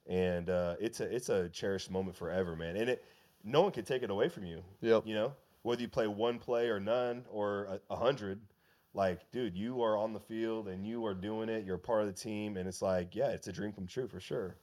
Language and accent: English; West Coast, United States; I'm from the West Coast